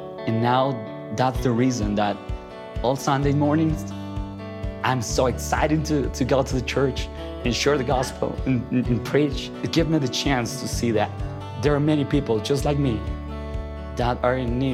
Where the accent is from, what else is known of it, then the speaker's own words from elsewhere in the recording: Ambato, Tungurahua, Ecuador; When I was 10 years old, I received an Operation Christmas Child shoebox in my hometown, Ambato, Ecuador